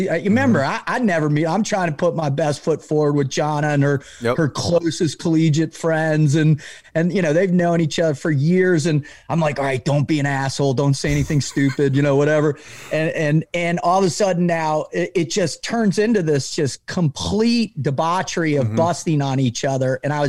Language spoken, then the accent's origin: English; Boca Raton, Florida, United States; I grew up in Boca Raton, Florida. My older brother was gone long before.